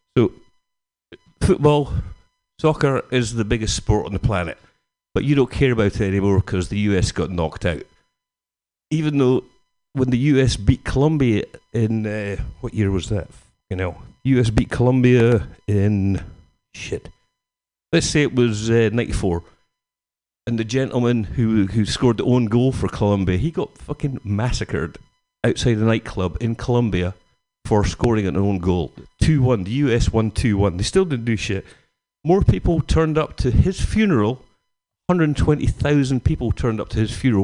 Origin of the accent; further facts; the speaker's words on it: Scotland, United Kingdom; Being Scottish